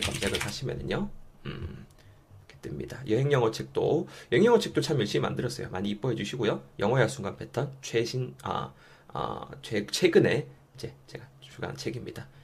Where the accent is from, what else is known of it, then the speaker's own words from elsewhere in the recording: Yeongju, North Gyeongsang, South Korea; moved away as an adult; now in Seoul, South Korea; 원래는 저는 이제 영주에서 나고 자랐죠